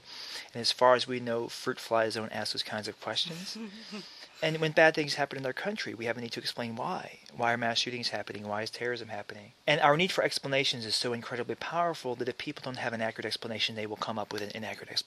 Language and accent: English; Alabama, United States; also born or lived in Maryland; now in California, United States; I grew up in Alabama. And I was born in Maryland. My parents moved to Alabama when I was a year old